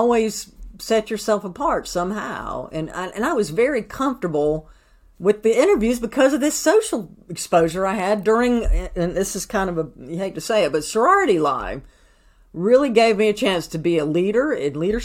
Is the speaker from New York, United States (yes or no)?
no; Greenville, South Carolina, United States; moved away as an adult; also born or lived in Hickory, North Carolina / Nashville, Tennessee / Minneapolis, Minnesota / Atlanta, Georgia; now in Napa, United States; I transferred to Greenville, South Carolina, my hometown